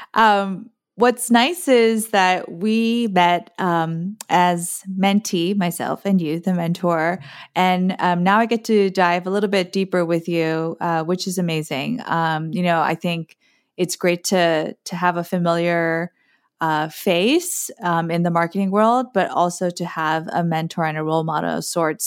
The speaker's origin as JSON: {"language": "English", "country": "Guam", "tie": "born or raised there", "also_born_or_lived": "South Korea", "moved": "yes", "lives_now": "East Coast, United States", "said": "I moved from South Korea with my family to the American territory of Guam. And I grew up with a mom who still isn't particularly fluent in English"}